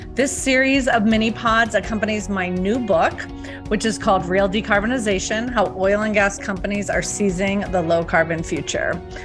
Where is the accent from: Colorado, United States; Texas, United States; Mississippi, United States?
Colorado, United States; my home state of Colorado